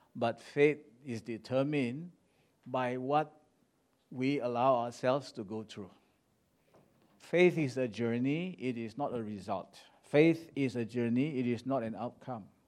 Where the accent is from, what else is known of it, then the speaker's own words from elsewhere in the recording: Ipoh, Perak, Malaysia; moved away; this little city in Malaysia called Ipoh. That's my hometown